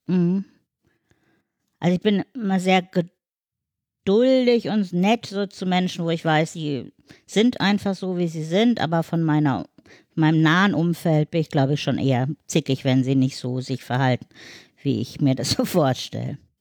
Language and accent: German; Black Forest, Baden-Württemberg, Germany; now in Hamburg, Germany; ich komme nicht aus Hamburg, sondern aus dem Schwarzwald